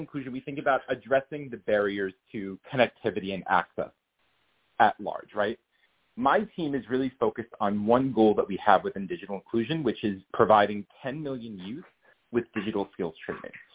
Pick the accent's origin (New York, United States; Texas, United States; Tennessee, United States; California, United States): New York, United States; also born or lived in Boston; I'm not from Boston. I'm from New York, but I went to college in Boston